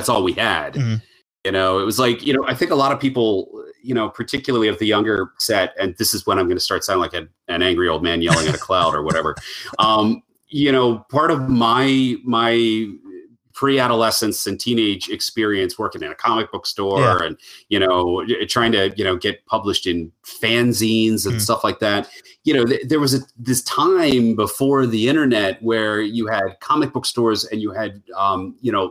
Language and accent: English; Western Maryland, United States; also born or lived in Baltimore; I am a Maryland boy, and I grew up in Western Maryland, moved to Baltimore